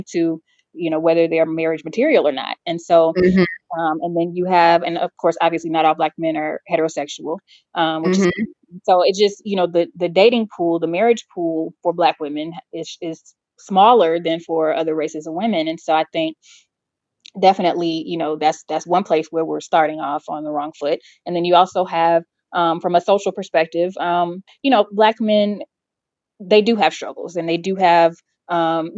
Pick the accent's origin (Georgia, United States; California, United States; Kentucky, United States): Georgia, United States; Atlanta; growing up in Atlanta with, you know, upwardly mobile Black folks